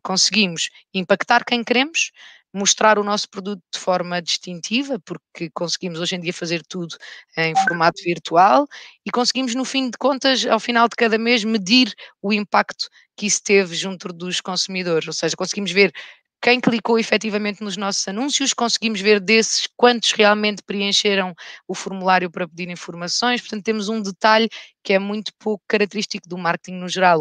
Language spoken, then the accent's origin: Portuguese; Alentejo, Portugal; also born or lived in Rio de Janeiro, Brazil; now in Lisbon, Portugal; fui criada num meio rural, no Alentejo